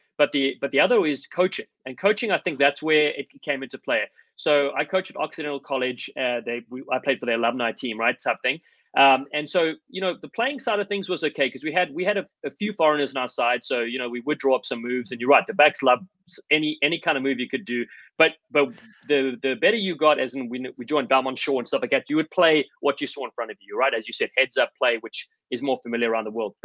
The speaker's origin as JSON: {"language": "English", "country": "South Africa", "tie": "born or raised there", "accent": "African", "moved": "as an adult", "lives_now": "United States", "said": "growing up in South Africa"}